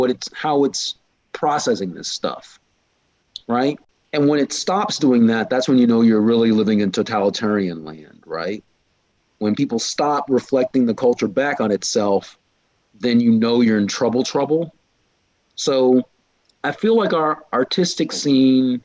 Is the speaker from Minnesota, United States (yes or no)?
no; Illinois, United States; my state, such as it is, Illinois